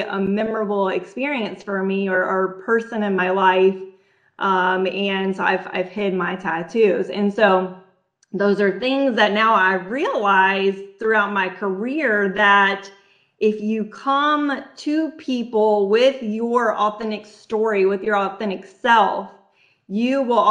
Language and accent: English; Texas, United States; I was born in Texas, you know, and I went through my childhood and my high school